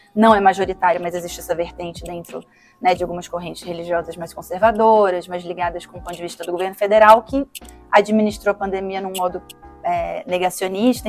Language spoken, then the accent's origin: Portuguese; Brazil; como cidadã, como sujeita, como brasileira